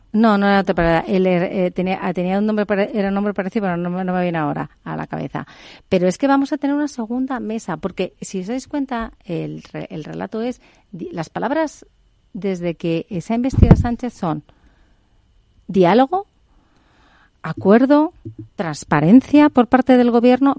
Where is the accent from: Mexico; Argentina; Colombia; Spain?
Spain; como española